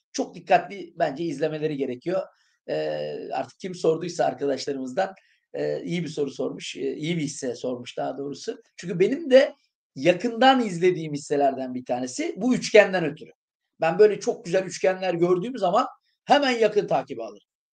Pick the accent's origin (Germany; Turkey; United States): Turkey; İskenderun, Hatay; moved away; İskenderun eğitimi, kendi memleketimde bir eğitim yapmak